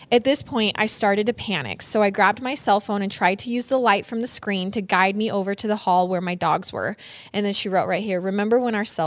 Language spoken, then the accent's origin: English; Michigan, United States; Side Side note, I'm from Michigan, so by mid November, it's usually really cold and the conditions can be harsh.